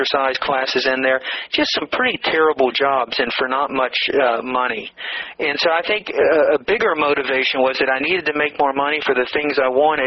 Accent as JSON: {"language": "English", "town": "Atlanta", "region": "Georgia", "country": "United States", "tie": "born or raised there", "said": "I grew up in a middle-class neighborhood in Atlanta, Georgia"}